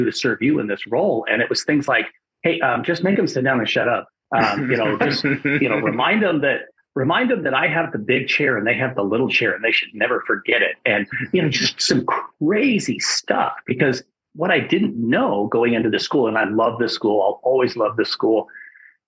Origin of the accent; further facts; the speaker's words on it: Wyoming, United States; a good sized high school in my home state of Wyoming